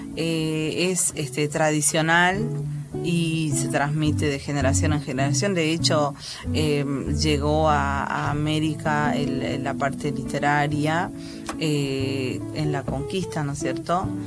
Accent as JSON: {"language": "Spanish", "town": "Angastaco", "region": "Salta", "country": "Argentina", "tie": "born or raised there", "moved": "yes", "said": "yo soy de los valles calchaquíes de Salta, eh, en un pueblito que se llama Angastaco"}